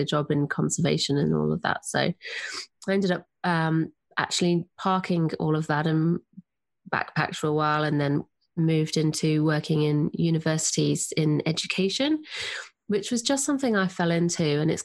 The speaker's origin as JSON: {"language": "English", "town": "Nottingham", "region": "East Midlands", "country": "United Kingdom", "tie": "born or raised there", "also_born_or_lived": "Sydney, Australia", "accent": "English", "moved": "as an adult", "lives_now": "Southern Highlands, Australia", "said": "I'm English. I grew up in Nottingham in England, and I moved to Australia"}